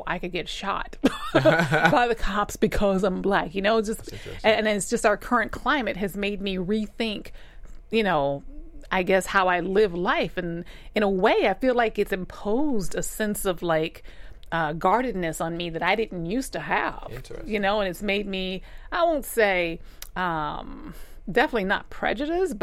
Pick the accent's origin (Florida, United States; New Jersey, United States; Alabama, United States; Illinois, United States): Alabama, United States; I grew up in Alabama